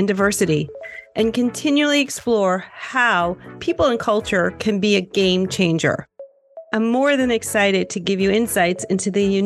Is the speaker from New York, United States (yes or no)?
yes; New York, United States; I'm a New Yorker at heart, a farm girl